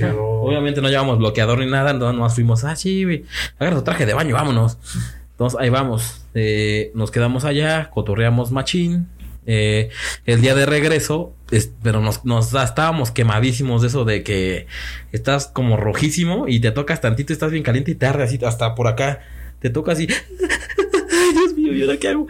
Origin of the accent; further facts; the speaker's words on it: Puebla, Mexico; Éramos dos, amigos también de Puebla